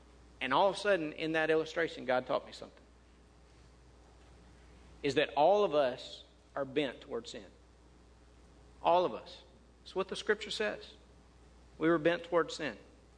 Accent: Mississippi, United States; I grew up in North Mississippi. We had trees everywhere.

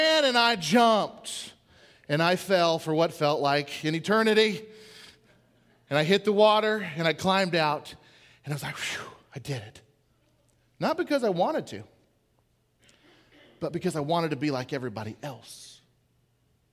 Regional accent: Portland, Oregon, United States; I grew up in Portland, Oregon

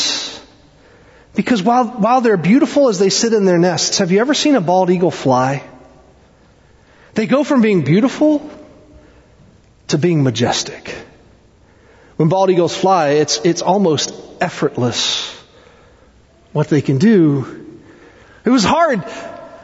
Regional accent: East Tennessee, United States; moved away; I grew up in East Tennessee. I actually went to the same high school as Dolly Parton.

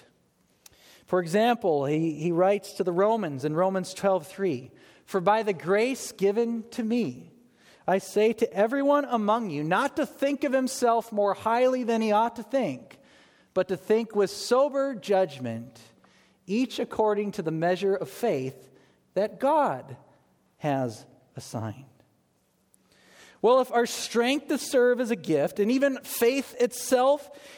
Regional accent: United States; as American evangelicals

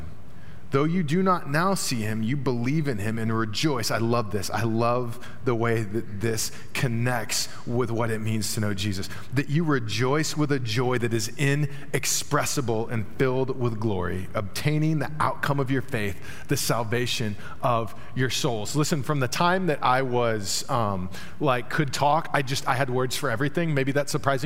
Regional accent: Dallas, Texas, United States; moved away; also born or lived in Terre Haute, Indiana; I grew up in Dallas, large city, obviously.

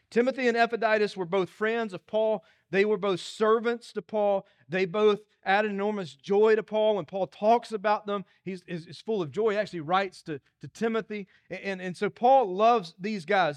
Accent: Dillon, South Carolina, United States; moved away; When people ask where I'm from, I'm, I'm, tell people I'm from Dillon, 'cause that's where I'm from.

